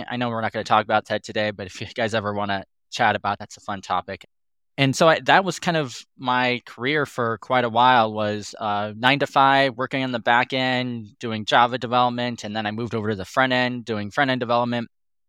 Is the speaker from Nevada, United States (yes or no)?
yes; Reno, Nevada, United States; I grew up here in Reno, Nevada, and I've been working in tech since I graduated college.